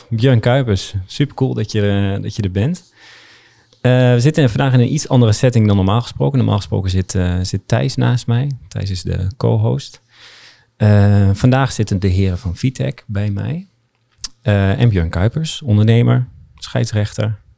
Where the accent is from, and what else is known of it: Oldenzaal, Overijssel, Netherlands